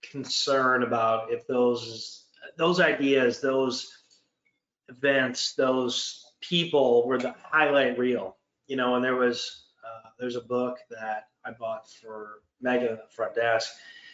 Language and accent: English; Canada; sorry, but I'm Canadian, half American, half Ukraine, half this. Doesn't matter. I'm from all over the country in the world